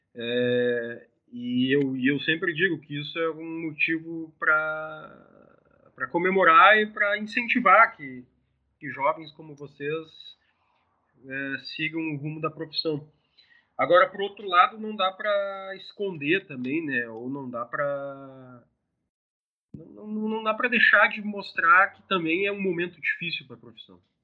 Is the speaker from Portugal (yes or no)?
no; southern Brazil, Brazil; Para nós aqui que, que somos do sul do Brasil